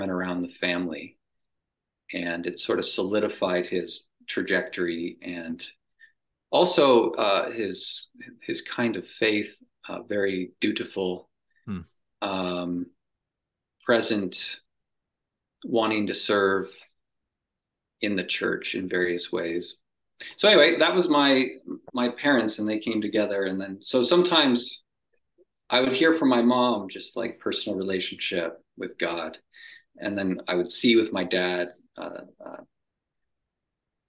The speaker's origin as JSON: {"language": "English", "town": "Cambridge", "region": "Ontario", "country": "Canada", "tie": "born or raised there", "moved": "as an adult", "said": "I grew up in Cambridge, Ontario, Canada."}